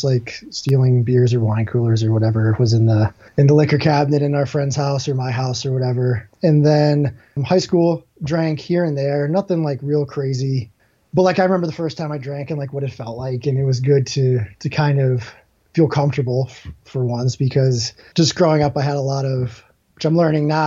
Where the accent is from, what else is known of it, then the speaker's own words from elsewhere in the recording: Scranton, Pennsylvania, United States; now in New Jersey, United States; I grew up in Scranton, Pennsylvania